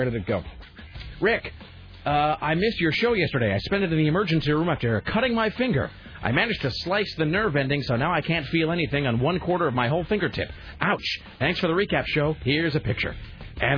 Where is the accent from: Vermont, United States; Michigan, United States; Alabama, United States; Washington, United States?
Washington, United States; Kennewick; when I was growing up in Kennewick